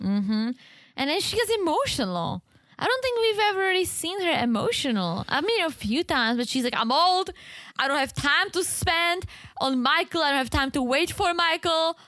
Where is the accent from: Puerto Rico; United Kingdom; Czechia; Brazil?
Czechia; English is a second language; moved away